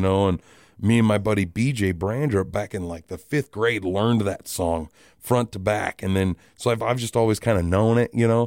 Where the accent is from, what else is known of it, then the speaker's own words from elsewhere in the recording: Rapid City, South Dakota, United States; I am born and raised in Rapid City.